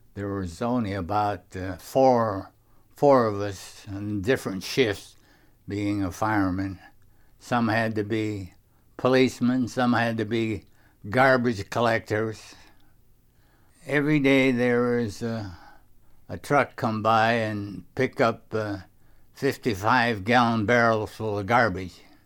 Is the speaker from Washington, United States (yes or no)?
yes; Sumner, Washington, United States; they're going right by my hometown